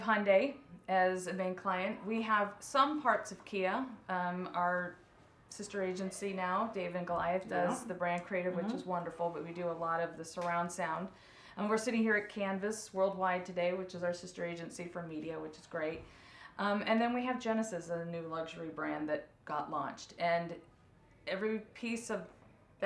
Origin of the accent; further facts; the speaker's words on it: Orange County, California, United States; I am from Orange County